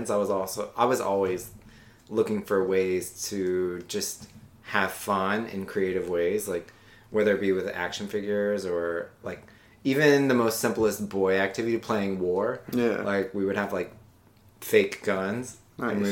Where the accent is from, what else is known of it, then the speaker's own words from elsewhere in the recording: Virginia Beach, Virginia, United States; also born or lived in Louisiana; I grew up in Virginia Beach. My dad was in the Navy, so I moved around a lot. Uh, but as a kid, I'm from Louisiana.